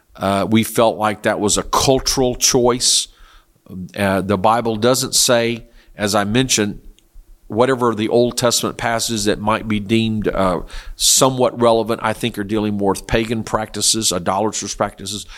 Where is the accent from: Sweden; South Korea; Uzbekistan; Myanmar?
South Korea; moved away; I was raised in Korea